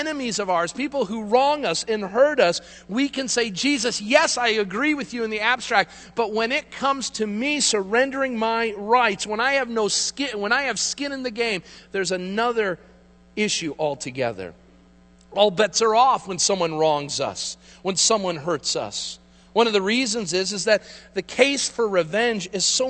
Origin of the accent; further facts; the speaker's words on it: United States; as Americans